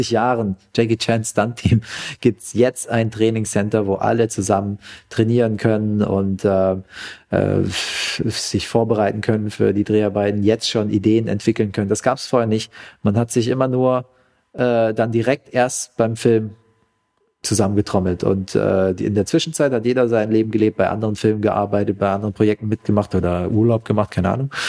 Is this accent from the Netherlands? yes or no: no; Vietnam; now in Germany; Ja, und zwar in, in Vietnam, in mein, in mein Herkunftsland, ja